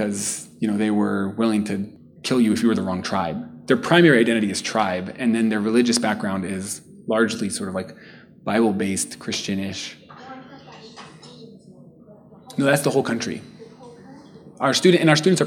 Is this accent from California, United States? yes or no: yes; Southern California, United States; moved away as an adult; now in Burundi; I grew up in Southern California, so Spanish was pretty critical